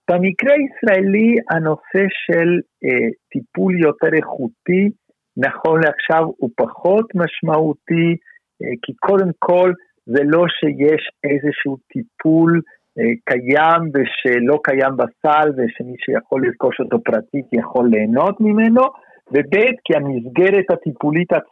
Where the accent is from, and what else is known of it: Israel